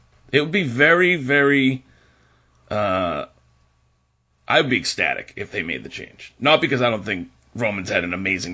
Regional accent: Somerville, Massachusetts, United States; When I grew up in Somerville

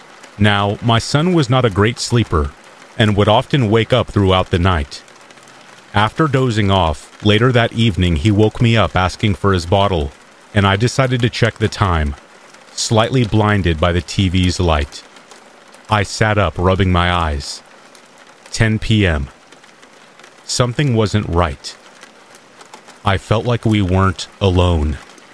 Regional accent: South Africa; moved away; Growing up in South Africa, we are taught from a very young age that it's important to make sure all doors are locked and windows are closed at night.

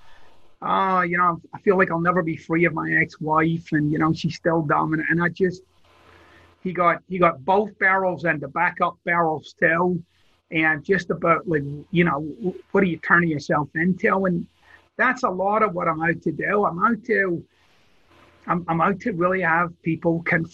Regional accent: Glasgow, Scotland, United Kingdom; I'm from Glasgow, Scotland, so it's a very earthy place

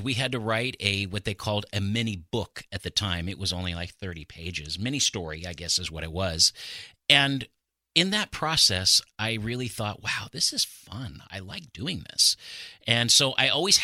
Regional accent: Pacific Northwest, United States; I'm basically born and raised in the Pacific Northwest

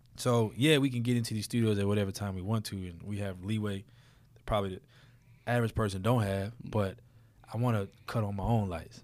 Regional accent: New Orleans, Louisiana, United States; I'm from New Orleans

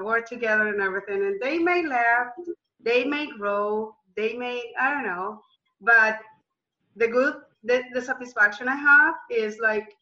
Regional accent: Colombia; moved away as an adult; now in United States; I'm from Colombia, South America

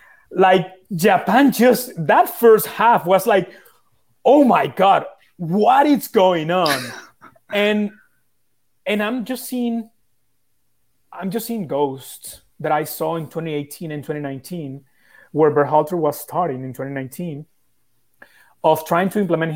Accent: Italy; born there; I was born in Italy.

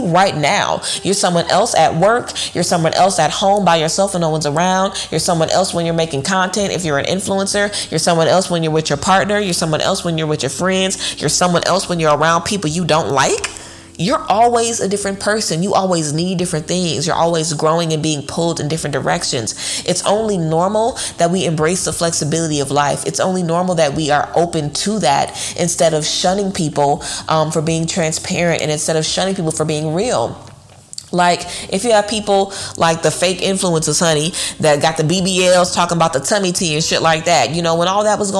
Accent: Louisiana, United States; I'm from Louisiana, you know, I'm familiar with walking into a place and literally being kicked out because they don't want black people at the club.

